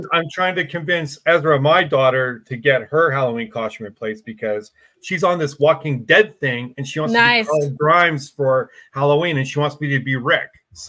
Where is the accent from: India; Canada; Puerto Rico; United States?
Canada; I am Canadian